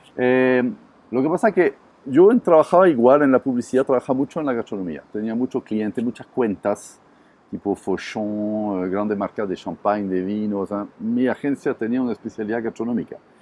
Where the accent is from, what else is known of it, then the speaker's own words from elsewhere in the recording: Montpellier, Occitania, France; Spanish is a second language; moved away as an adult; now in Chile; Sí, yo soy francés, soy originario del sur de Francia, de Montpellier